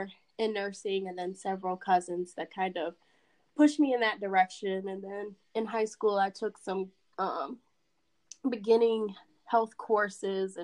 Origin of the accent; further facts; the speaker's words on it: Racine, Wisconsin, United States; now in Dallas area, United States; I'm from Wisconsin